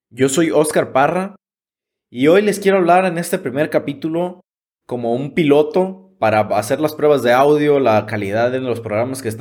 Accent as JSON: {"language": "Spanish", "town": "Ixtlán del Río", "region": "Nayarit", "country": "Mexico", "tie": "born or raised there", "said": "el primero que inició en el municipio de Islán del Río, de donde soy originario, y el segundo en la capital del estado, en Tepic Nayarit."}